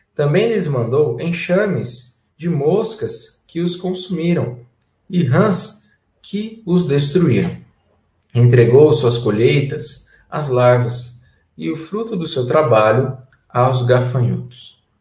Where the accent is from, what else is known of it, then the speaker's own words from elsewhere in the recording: Guariba, São Paulo, Brazil; moved away; lá de Guariba da, da minha terra